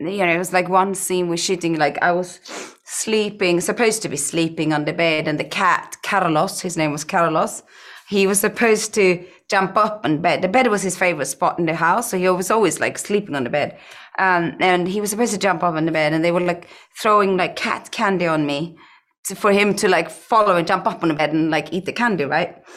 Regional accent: Iceland; growing up in Iceland and growing up on a farm

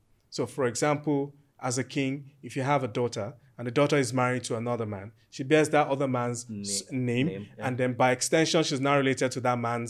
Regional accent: Ijebu Ode, Ogun State, Nigeria; So I'm from Ejebu Ode and I'm from one of the four royal families who actually ascend to the throne to become the Awujale.

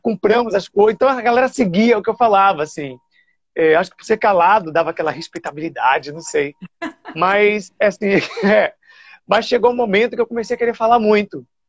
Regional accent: Salvador, Bahia, Brazil; moved away as an adult; also born or lived in São Paulo / Rio de Janeiro; Eu nasci ali no Nazaré, na Climério de Oliveira

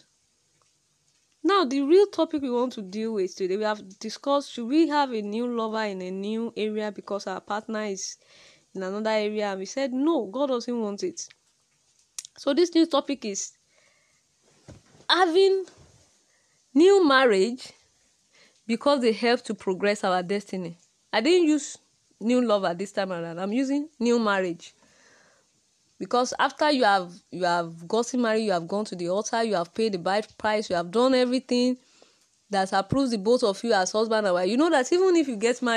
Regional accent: Nigeria; I'm from Nigeria

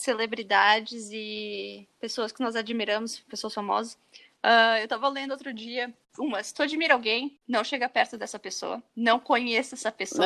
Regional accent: Brazil; moved away as an adult; uma das razões que eu saí do Brasil e nunca me senti muito confortável no Brasil

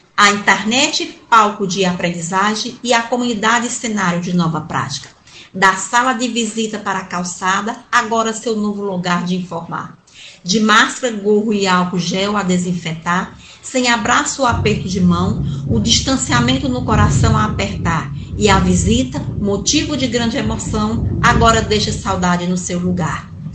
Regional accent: Sertão dos Inhamuns, Ceará, Brazil; sou sertaneja do sertão do Inhamuns

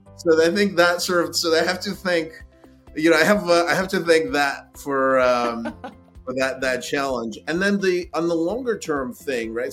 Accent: Kyiv, Ukraine; now in United States; I was born in Ukraine in Kiev

